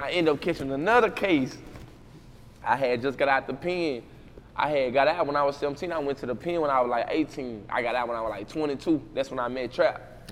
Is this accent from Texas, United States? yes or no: yes; Waco, Texas, United States; moved away; Parkside, I'm from Parkside